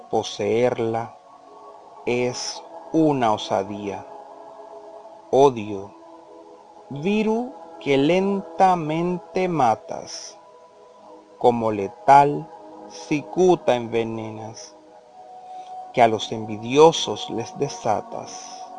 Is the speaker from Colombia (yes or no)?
yes; Colombia; de Colombia, licenciado en educación básica con énfasis en educación artística música de la Universidad de Córdoba, Colombia